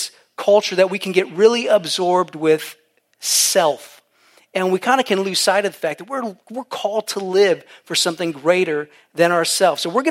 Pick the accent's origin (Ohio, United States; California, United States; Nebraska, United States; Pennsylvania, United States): Ohio, United States; moved away as an adult; also born or lived in Virginia Beach; I'm from Ohio, born and raised.